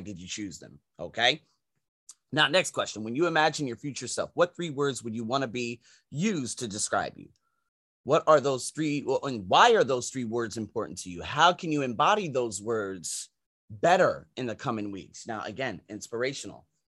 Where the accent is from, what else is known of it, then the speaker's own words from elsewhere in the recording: United States; moved away as an adult; now in Asia; I'm American